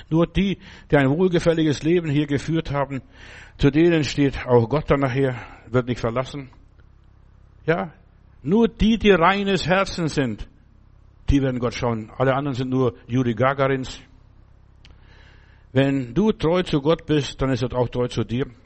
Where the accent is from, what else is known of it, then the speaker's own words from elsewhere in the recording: Klaipėda, Klaipėda County, Lithuania; Als ich jetzt in, vor Jahren mal in Memel, da wo ich herkomme, war und die Gegend besucht habe